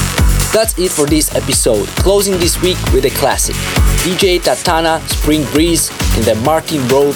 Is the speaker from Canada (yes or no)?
no; Moldova; moved away; my home country, Moldova